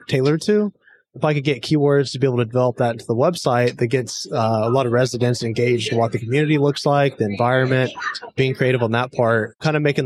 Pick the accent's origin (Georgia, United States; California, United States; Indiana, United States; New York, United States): Indiana, United States; Bloomington; I am a Hoosier, so I'm from Bloomington, Indiana